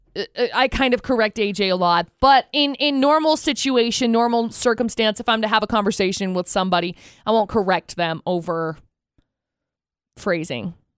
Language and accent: English; Tremonton, Utah, United States; I grew up in Tremont and I graduated from Bear River